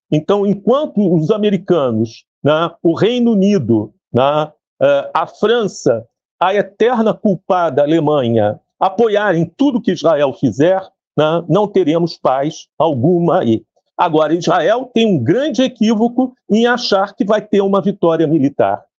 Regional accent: Brazil; Mas somos brasileiros, estávamos no Brasil

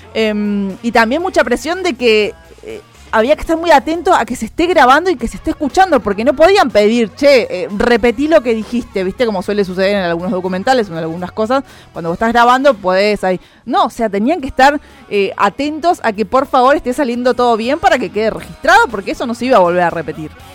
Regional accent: Argentina

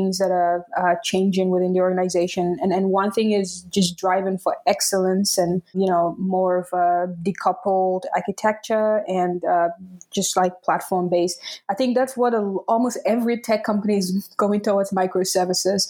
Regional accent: Tamale, Northern Region, Ghana; first language Dagbani; English is a second language; now in Berlin, Germany; I'm Ghanaian. I grew up in Tamale

